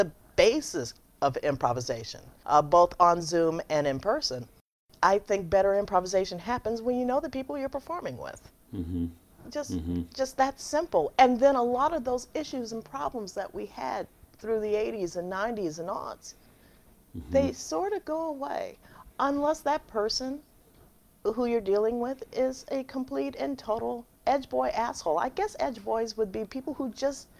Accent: Chicago, Illinois, United States; moved away; also born or lived in San Francisco / Los Angeles; I'm from Chicago.

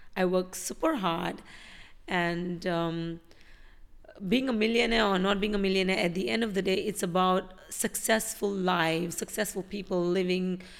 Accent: India; now in Dubai, United Arab Emirates; I'm an Indian living in Dubai

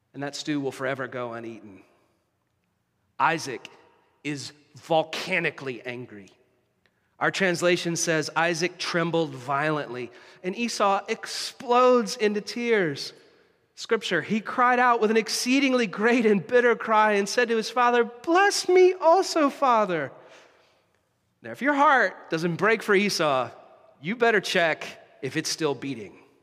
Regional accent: United States; now in Canada; An ancestor of mine signed the Declaration of Independence, which is pretty cool as an American

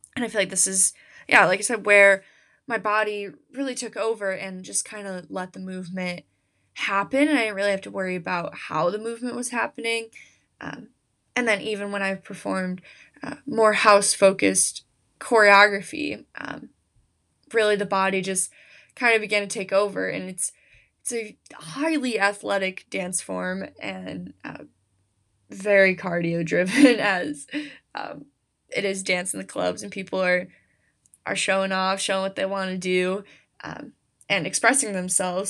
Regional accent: United States; I, I am an American, American history applies to me

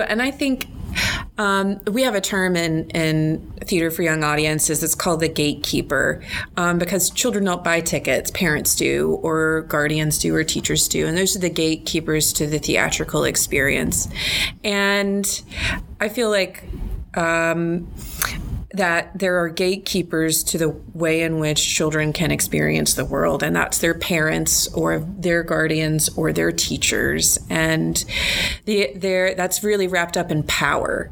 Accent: North Carolina, United States; moved away as an adult; now in Arkansas, United States; I'm originally from North Carolina. That's my home state.

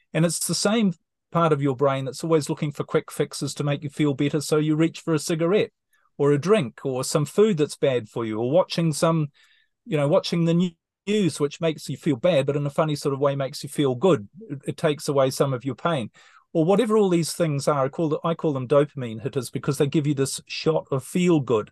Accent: New Zealand; moved away as an adult; New Zealand, my home country

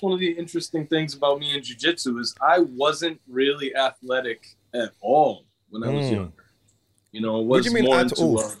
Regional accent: southern New Hampshire, United States; also born or lived in Lawrence, Massachusetts; I grew up in the New Hampshire, Massachusetts area, for those that don't know. I'm in southern New Hampshire, which would be about 45 minutes from Boston.

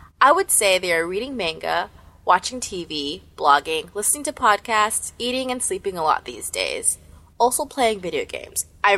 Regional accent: Columbus, Ohio, United States; Where I'm from? I'm from Ohio. Columbus, to be more specific. Midwest.

